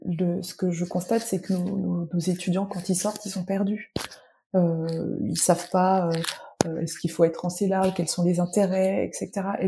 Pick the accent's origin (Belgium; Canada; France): France; central France; je viens euh, le centre de la France, euh, désert médical.